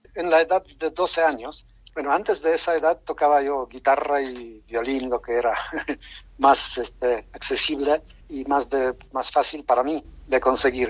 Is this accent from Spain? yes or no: no; Poland; Spanish is a second language; moved away as an adult; now in Mexico; en mi país, Polonia